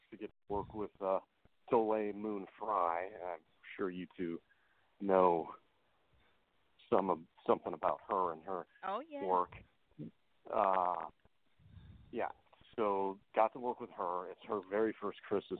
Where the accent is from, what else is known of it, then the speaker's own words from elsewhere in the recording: Michigan and then Colorado, United States; moved away; when I was growing up in Michigan and then Colorado